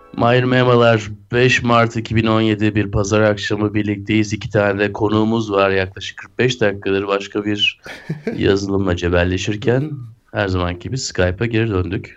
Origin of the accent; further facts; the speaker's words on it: Turkey; biz Türkler olarak